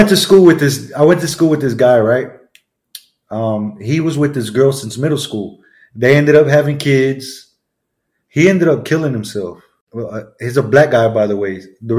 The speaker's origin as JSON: {"language": "English", "town": "Grand Prairie", "region": "Texas", "country": "United States", "said": "I'm from Grand Prairie, Texas"}